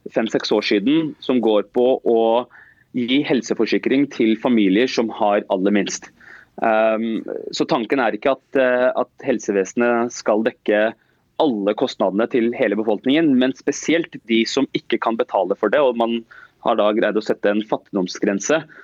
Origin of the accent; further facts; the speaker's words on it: Oslo, Norway; jeg er som sagt født og oppvokst eh, øst i Oslo, eh, på Stovner. det er der jeg har bodd hele livet mitt, og jeg bor der fortsatt